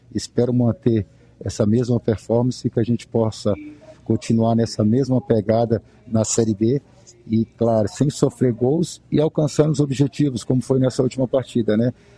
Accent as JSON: {"language": "Portuguese", "town": "Contagem", "region": "Minas Gerais", "country": "Brazil", "moved": "yes", "said": "eu sou mineiro, sou de Contagem, região metropolitana de Belo Horizonte"}